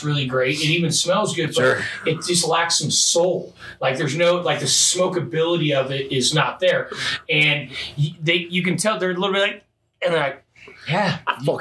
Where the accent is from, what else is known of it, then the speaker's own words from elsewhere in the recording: Midwest, United States; moved away; I'm from the Midwest